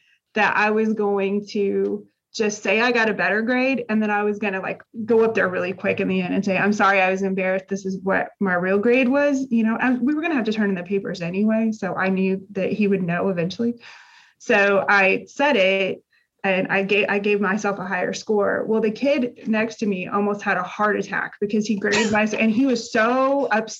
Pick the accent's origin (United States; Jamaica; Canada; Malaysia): United States; Indiana; moved away as an adult; now in Texas, United States; I grew up in Indiana. So we've lived in Texas